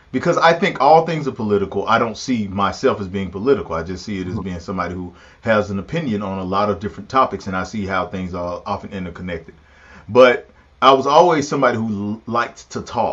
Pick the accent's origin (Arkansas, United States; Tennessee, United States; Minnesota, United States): Tennessee, United States; Pulaski; I was raised in Pulaski, Tennessee